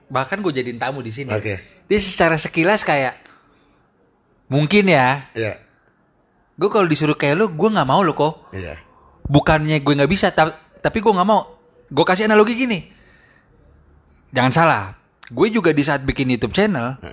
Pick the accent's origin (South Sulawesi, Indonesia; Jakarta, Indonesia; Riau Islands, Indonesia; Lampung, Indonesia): Jakarta, Indonesia; Nih kita anak Jakarta yang emang attitude-nya